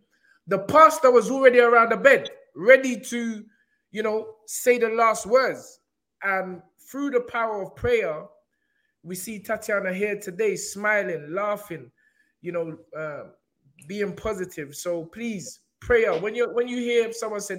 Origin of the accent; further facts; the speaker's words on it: Nigeria; I'm talking like I'm not Nigerian